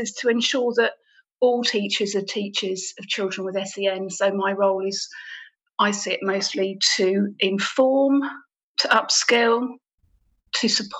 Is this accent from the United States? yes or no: no; Stowmarket, East of England, United Kingdom; also born or lived in Melbourne, Australia / London; I'm from Suffolk born and bred.